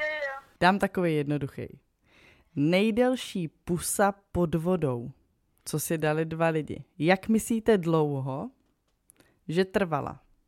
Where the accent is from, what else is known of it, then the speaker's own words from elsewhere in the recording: Moravia, Czechia; my jsme z Moravy